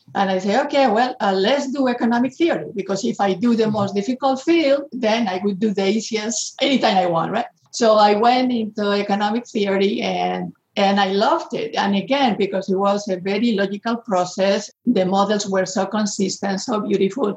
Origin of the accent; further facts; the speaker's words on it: Spain; moved away; I'm coming from Spain